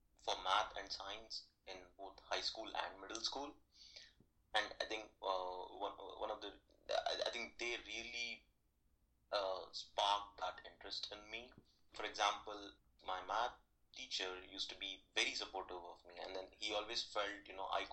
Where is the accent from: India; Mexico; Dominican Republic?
India; Hyderabad, Telangana; moved away; I was born and brought up in Hyderabad. It's in southern part of India.